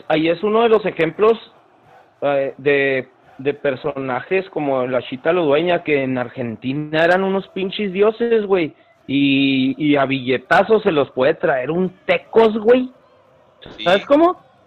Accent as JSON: {"language": "Spanish", "town": "Ciudad Juárez", "region": "Chihuahua", "country": "Mexico", "said": "nosotros que somos de Juárez"}